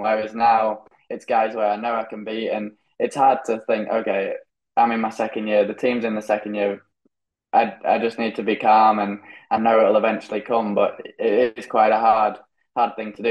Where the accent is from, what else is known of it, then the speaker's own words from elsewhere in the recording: United Kingdom; now in Spain; I'm British. I haven't had the same upbringing as the rest of them